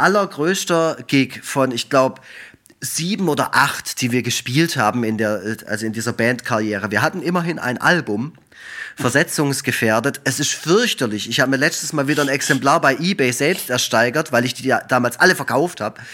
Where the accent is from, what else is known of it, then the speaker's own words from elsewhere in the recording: Effringen, Baden-Württemberg, Germany; in Effringen, wo ich herkomme, im Schwarzwald